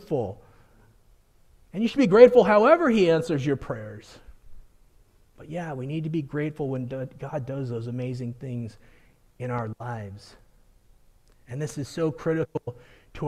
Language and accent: English; Colorado, United States; growing up in Colorado, I've experienced a blizzard one day and sunny weather the next